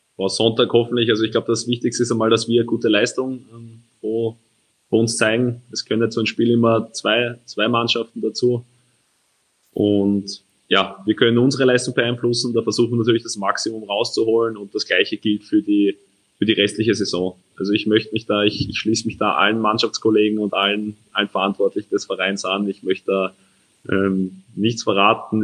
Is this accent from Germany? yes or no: no; Steinfeld, Lower Austria, Austria; Steinfeld bei mir daheim